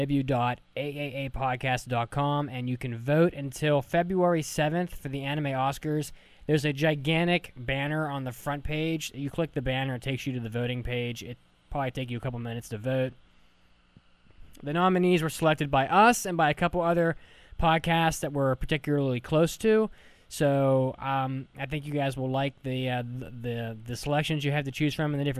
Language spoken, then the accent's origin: English; West Virginia, United States; moved away; I'm from West Virginia, and I was just there a couple months ago